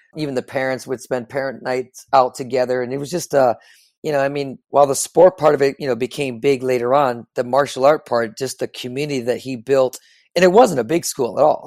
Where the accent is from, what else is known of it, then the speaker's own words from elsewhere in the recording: Chicago, Illinois, United States; just like any kid growing up in the Midwest, I'm from the Chicagoland area